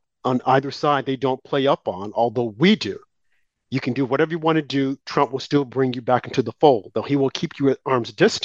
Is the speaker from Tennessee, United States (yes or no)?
no; Arkansas, United States; my state, my home state of Arkansas